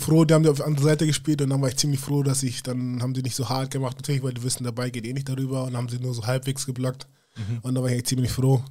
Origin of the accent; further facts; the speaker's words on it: Munich, Bavaria, Germany; moved away as an adult; also born or lived in United States; ich bin auch aus München